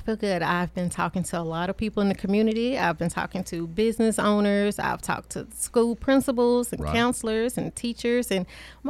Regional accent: Chattanooga, Tennessee, United States; Well, I am from Chattanooga, Tennessee, born and raised to a military family.

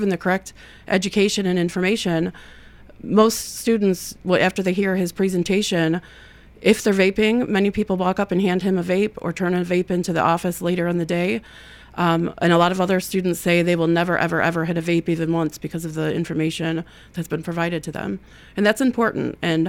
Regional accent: Toledo, Ohio, United States; now in Murfreesboro, United States; No, I'm a transplant. I came from Toledo, Ohio.

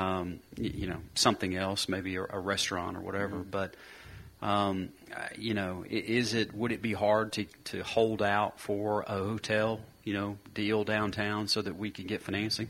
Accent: Murfreesboro, Tennessee, United States; I grew up in Murfreesboro where I'm here

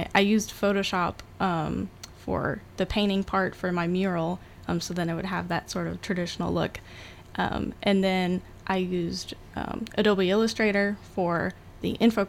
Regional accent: Anchorage, Alaska, United States; So I was a military kid, so I've kind of been like everywhere, but the longest we stayed somewhere was in Anchorage, Alaska, so I kind of call that home.

